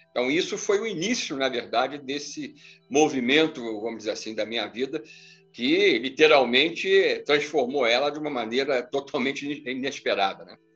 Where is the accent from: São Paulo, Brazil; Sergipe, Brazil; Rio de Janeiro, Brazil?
Rio de Janeiro, Brazil; moved away; E uma temática que na verdade mudou a minha vida drasticamente é, fazendo eu abandonar a minha cidade natal. Eu sou nascido no Rio de Janeiro e acabei indo morar é, nessa região, justamente da Serra da Beleza, para investigar é, essas aparições.